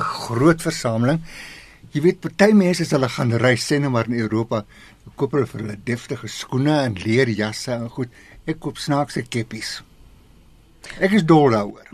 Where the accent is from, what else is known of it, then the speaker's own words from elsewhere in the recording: Swakopmund, Erongo, Namibia; now in South Africa; Weet jy waar ek vandaan kom? Namibië. Of soos in die ou dae gesê het, Suidwes. Swakopmund.